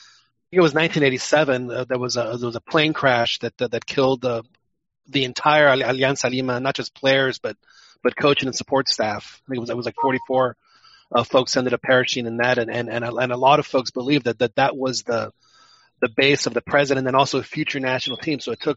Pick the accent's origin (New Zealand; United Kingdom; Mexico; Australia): Mexico; I grew up in Mexico